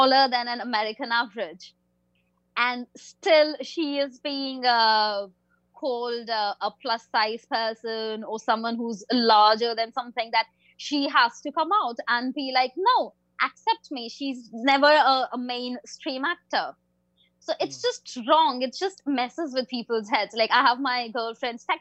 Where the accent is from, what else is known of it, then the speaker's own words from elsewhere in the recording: India; I'm an Indian person.